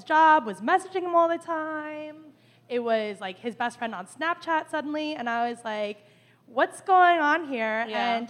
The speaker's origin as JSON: {"language": "English", "region": "New Jersey", "country": "United States", "said": "I'm from Central Jersey."}